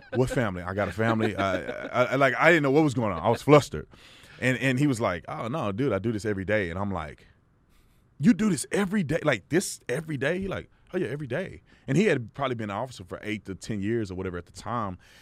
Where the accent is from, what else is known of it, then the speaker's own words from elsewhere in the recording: Texas, United States; the little kid that grew up going to church 'cause that was the thing you did growing up in Texas